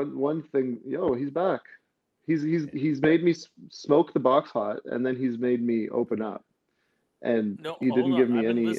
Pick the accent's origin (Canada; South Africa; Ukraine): Canada; London, Ontario; also born or lived in Bosnia / Toronto / Hamilton / Sarnia; I grew up in Ontario. Actually, I was born in Bosnia. So my family moved to Canada when I was about 5.